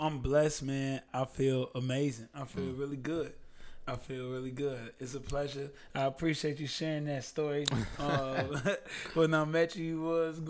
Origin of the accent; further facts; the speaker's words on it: Chicago, Illinois, United States; I was born and raised on 63rd in Parnell. That is right between Normal Street and Houston Street. Normal to my west, Normal to my east. That's where I'm born and raised, absolutely.